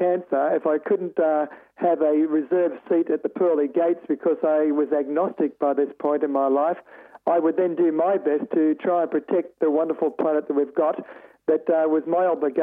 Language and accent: English; Australia; accent: Aussie; Aussie-speaking wannabe radio journalist, filmmaker.